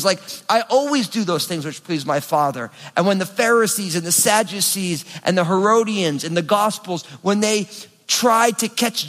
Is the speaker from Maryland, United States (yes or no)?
no; New Jersey, United States; I'm from New Jersey